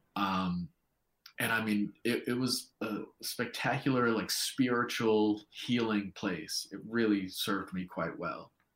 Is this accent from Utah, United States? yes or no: no; New York, United States; moved away as an adult; now in New Zealand; as a New Yorker, as an American, starting a business in a new country